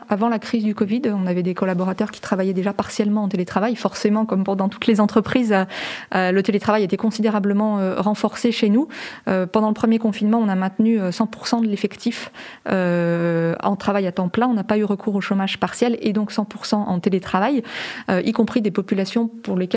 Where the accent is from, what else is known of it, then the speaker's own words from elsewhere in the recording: Lyon, Auvergne-Rhône-Alpes, France; Moi, je suis lyonnaise